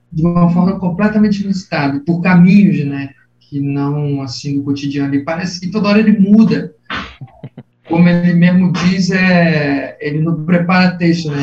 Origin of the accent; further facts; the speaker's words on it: Nilópolis, Rio de Janeiro, Brazil; moved away as an adult; also born or lived in Botafogo, Rio de Janeiro; now in Rio de Janeiro, Brazil; sou de Nilópolis, da cidade de Nilópolis, Baixada Fluminense do Rio de Janeiro